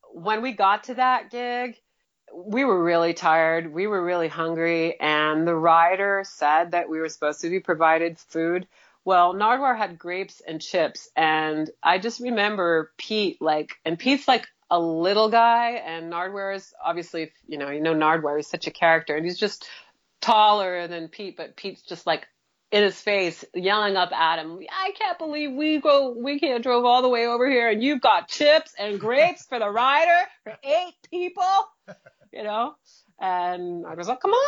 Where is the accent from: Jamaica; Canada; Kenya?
Canada; Montreal, Quebec; moved away; also born or lived in Vancouver; we're from Montreal, it's a bilingual place